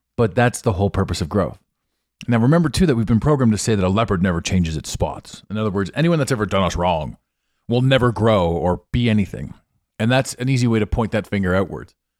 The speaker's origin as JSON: {"language": "English", "town": "Ottawa", "region": "Ontario", "country": "Canada", "tie": "born or raised there", "moved": "yes", "said": "I grew up in this town."}